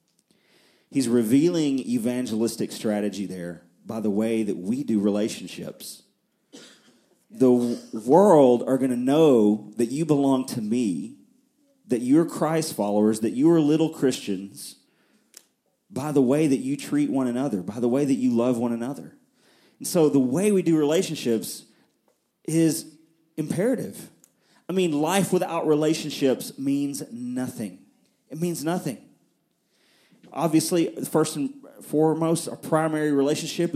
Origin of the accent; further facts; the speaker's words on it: near Nashville, Middle Tennessee, United States; also born or lived in Fort Worth, Texas; I grew up here in Middle Tennessee, and not in Murfreesboro, but on the other side of Nashville